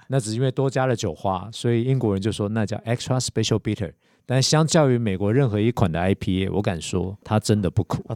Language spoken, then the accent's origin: Chinese; Taiwan; 我们台湾人喜欢吃甜